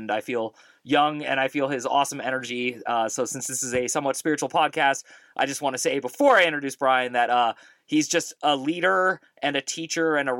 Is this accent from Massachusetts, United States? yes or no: no; California, United States; also born or lived in Bay Area; I'm from California